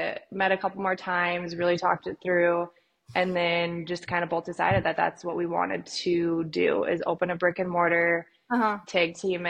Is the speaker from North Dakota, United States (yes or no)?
yes; Fargo, North Dakota, United States; moved away as an adult; now in Arizona, United States; I'm from Fargo